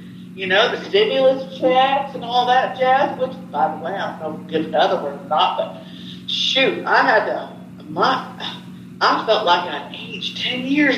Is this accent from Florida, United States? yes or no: no; Tennessee, United States; also born or lived in Chicago; But anyways, I moved off to Tennessee from Chicago. I lived in Chicago, and I came back to my roots. I got down here. I'm in East Tennessee outside of Knoxville.